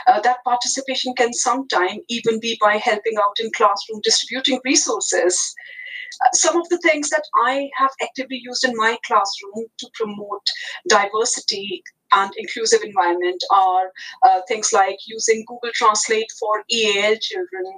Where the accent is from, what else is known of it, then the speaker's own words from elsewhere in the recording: New Delhi, Delhi, India; first language Hindi; English is a second language; moved away as an adult; I was born in New Delhi, capital of India, and I had computing education when I was as young as I was in year five